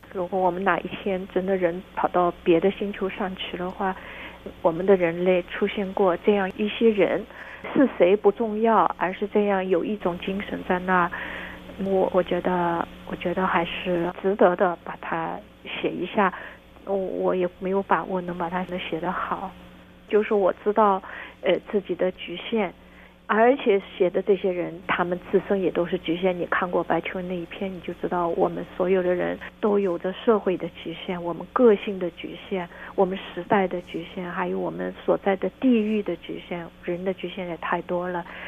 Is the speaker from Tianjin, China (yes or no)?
no; Shanghai, China; 我出生在上海